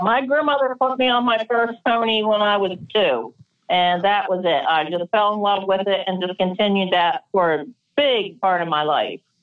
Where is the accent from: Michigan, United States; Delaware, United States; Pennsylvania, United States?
Delaware, United States; now in Maryland, United States; I grew up in Delaware